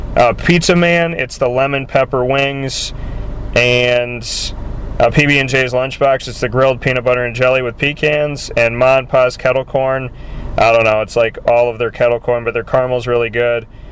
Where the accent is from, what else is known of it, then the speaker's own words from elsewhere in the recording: Syracuse, New York, United States; Syracuse is my hometown, and uh, I uh, came back up here to start my company.